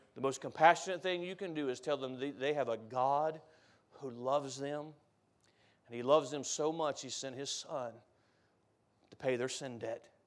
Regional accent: United States; As an American

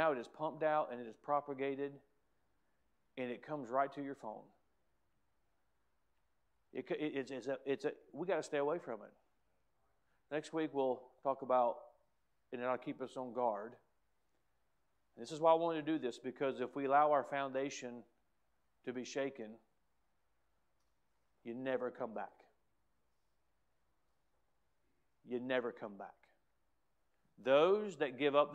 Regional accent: United States; As an American

